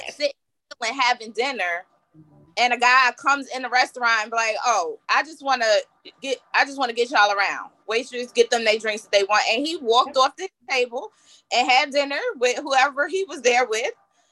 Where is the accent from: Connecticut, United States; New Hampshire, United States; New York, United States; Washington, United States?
New York, United States; I'm a New Yorker.